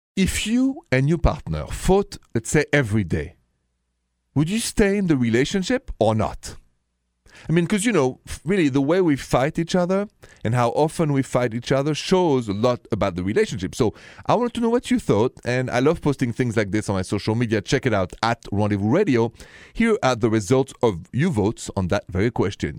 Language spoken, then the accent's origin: English; France; accent: thick, goofy; English is a second language; moved away as an adult; now in United States; I come from France, and with that, my thick, goofy accent.